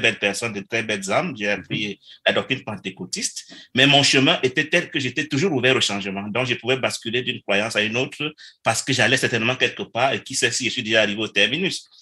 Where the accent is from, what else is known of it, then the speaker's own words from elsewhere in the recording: Cameroon; moved away as an adult; now in Canada; je suis venu, j'ai immigré du Cameroun au Canada, si vous me permettez Sylvain, parce que je voulais donner une chance de meilleures études à mes